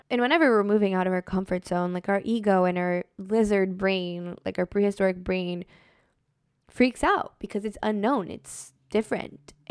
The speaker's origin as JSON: {"language": "English", "country": "Brazil", "lives_now": "United States", "said": "especially when I moved to the United States from Brazil, like I just felt so different than everyone around me"}